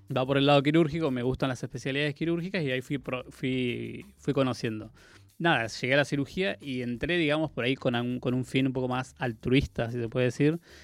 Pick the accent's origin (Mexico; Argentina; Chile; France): Argentina; Comodoro Rivadavia, Chubut; moved away as an adult; also born or lived in Córdoba; nací en la Patagonia, en Comodoro Rivadavia, en Chubut